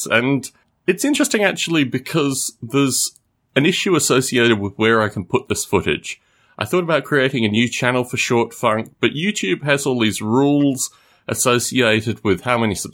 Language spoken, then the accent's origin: English; Australia; born there; also born or lived in United Kingdom; I was born in Australia. I lived in the UK for about four years over the past.